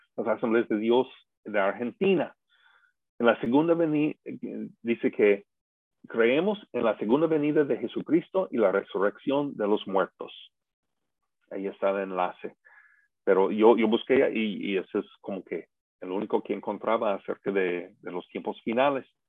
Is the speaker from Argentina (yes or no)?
no; United States; los que somos de Estados Unidos